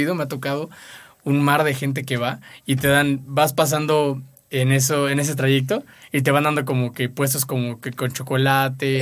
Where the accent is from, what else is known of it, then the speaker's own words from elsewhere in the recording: Cancún, Quintana Roo, Mexico; moved away; also born or lived in Monterrey, Nuevo León; yo soy de Cancún, Quintana Roo. Y bueno, originario de Monterrey, pero me crié ahí toda mi